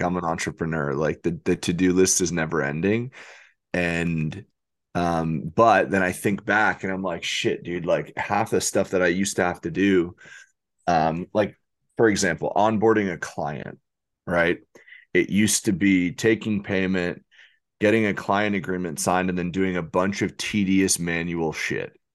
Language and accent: English; New York, United States; I'm from New York.